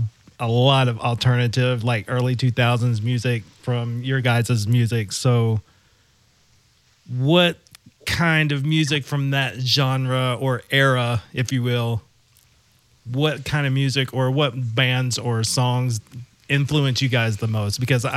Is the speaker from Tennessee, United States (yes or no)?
yes; Memphis, Tennessee, United States; I'm from Memphis myself